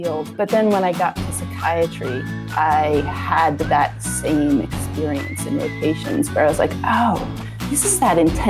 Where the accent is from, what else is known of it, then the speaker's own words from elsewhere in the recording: Vermont, United States; moved away as an adult; also born or lived in New Hampshire; I grew up in Vermont